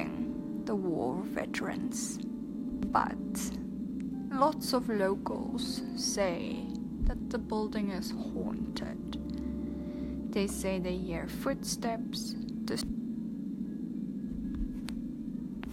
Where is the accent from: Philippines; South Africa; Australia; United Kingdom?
South Africa; now in Poland; I'm from South Africa.